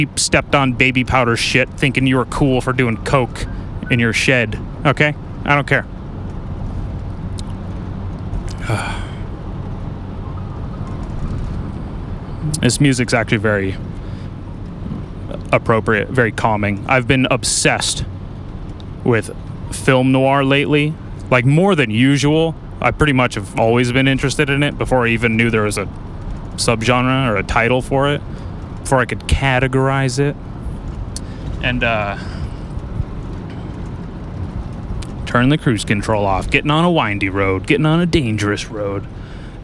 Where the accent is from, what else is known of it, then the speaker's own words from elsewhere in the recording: Lompoc, California, United States; I'm from Lompoc